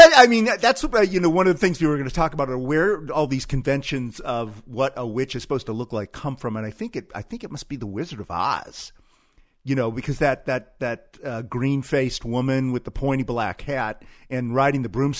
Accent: Gladstone, Michigan, United States; moved away; my hometown of Gladstone and across the Upper Peninsula of Michigan

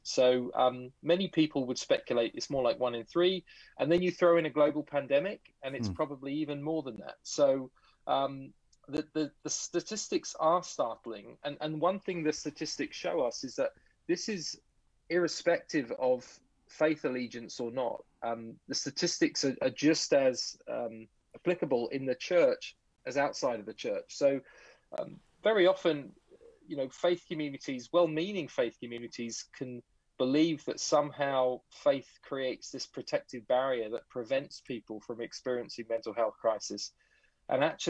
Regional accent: England, United Kingdom; now in Vancouver, Canada; I'm originally from England, so I have a strange accent, but it's not a Canadian accent. But I now live in Vancouver.

